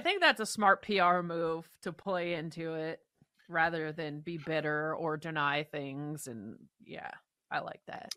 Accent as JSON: {"language": "English", "town": "Seattle", "region": "Washington", "country": "United States", "tie": "born or raised there", "said": "growing up in the Seattle area"}